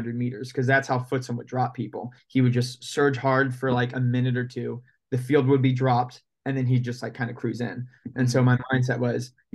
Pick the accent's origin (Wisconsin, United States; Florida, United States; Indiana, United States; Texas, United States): Indiana, United States; moved away as an adult; also born or lived in Ohio; now in Portland, United States; grew up in Indiana my whole life, went to Indiana high schools